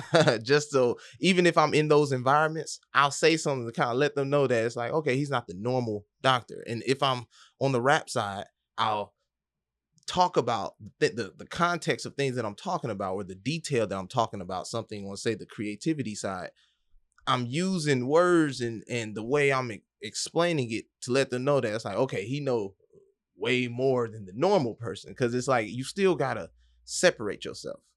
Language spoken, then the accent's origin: English; Atlanta, Georgia, United States; moved away as an adult; also born or lived in Detroit / Miami / Boston; now in Orlando, United States; born in Detroit, raised in Atlanta